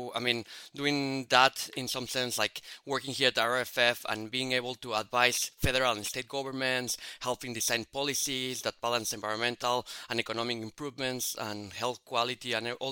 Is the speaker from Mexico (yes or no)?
yes; Mexico City, Mexico; moved away; I grew up in Mexico City